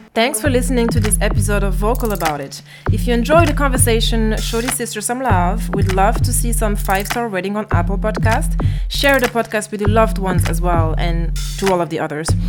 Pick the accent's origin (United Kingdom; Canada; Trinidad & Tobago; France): France; now in Brussels, Belgium; in France, uh, my home country